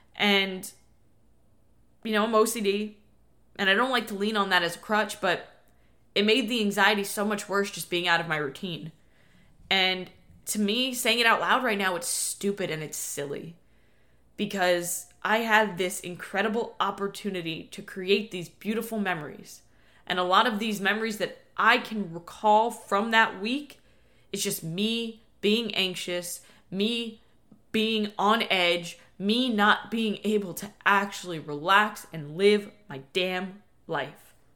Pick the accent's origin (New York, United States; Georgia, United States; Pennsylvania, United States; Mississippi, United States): New York, United States; born or raised there; now in Florida, United States